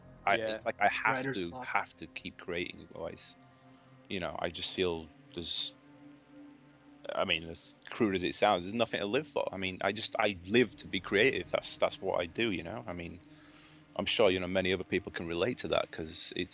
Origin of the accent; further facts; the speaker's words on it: England, United Kingdom; moved away; Really, when I moved here from England